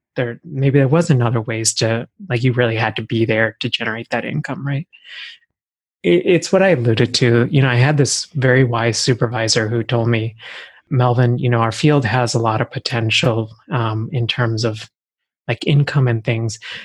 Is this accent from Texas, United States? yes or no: yes; Texas, United States; moved away as an adult; also born or lived in India; now in Philadelphia, United States; I actually grew up in Texas